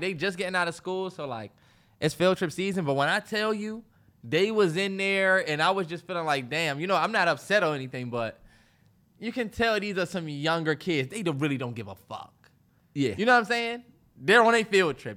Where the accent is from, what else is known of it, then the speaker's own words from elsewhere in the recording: Washington, D.C. area, United States; even though we from this area, I'd never really been downtown DC